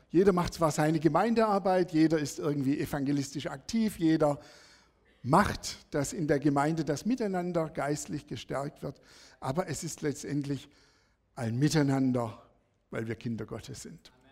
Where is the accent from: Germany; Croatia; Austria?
Germany; Sersheim, Baden-Württemberg; Bin aufgewachsen in Sersheim, das ist bei Feingen-Enz, Bietigheim.